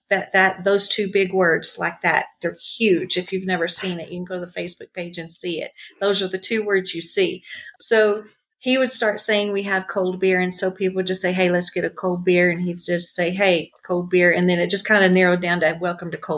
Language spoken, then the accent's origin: English; Texas, United States; moved away as an adult; now in New Mexico, United States; I am originally from Texas